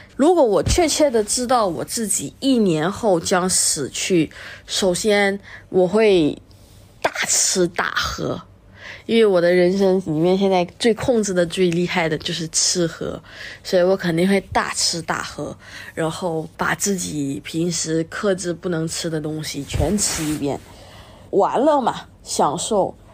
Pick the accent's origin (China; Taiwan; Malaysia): Malaysia; 我是一个辩论员，我是马来西亚人，祖籍是福建，而我妈呢是个客家人